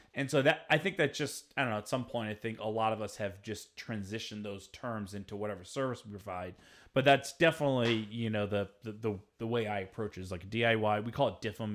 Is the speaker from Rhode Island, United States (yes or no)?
yes; Rhode Island, United States; I'm from Rhode Island